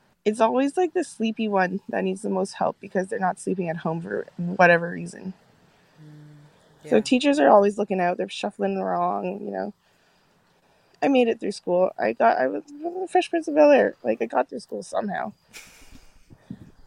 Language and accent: English; South Korea; now in Canada; I'm from Korea